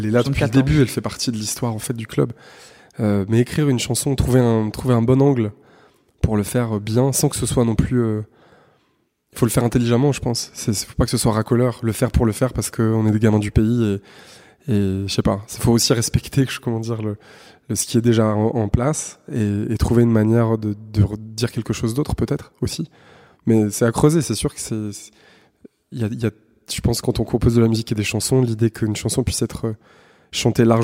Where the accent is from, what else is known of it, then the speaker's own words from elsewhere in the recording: Saint-Étienne, Auvergne-Rhône-Alpes, France; moved away as an adult; also born or lived in Chambéry; now in Paris, France; Nous, on est, on est des gamins du Pilat. On est, on est nés en bas des collines.